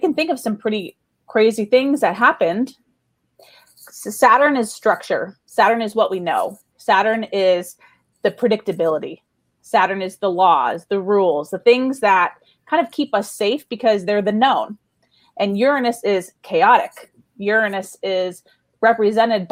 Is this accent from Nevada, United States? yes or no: yes; Las Vegas, Nevada, United States; I was born and raised in Las Vegas